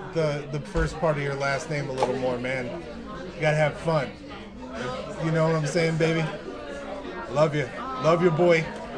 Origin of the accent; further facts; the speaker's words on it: Massachusetts, United States; Which I just said like I'm from Massachusetts.